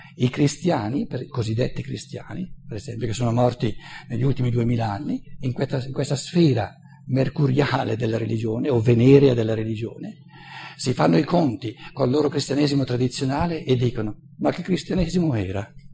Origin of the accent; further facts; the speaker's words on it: Italy; moved away as an adult; also born or lived in United States; io sono nato e cresciuto in Italia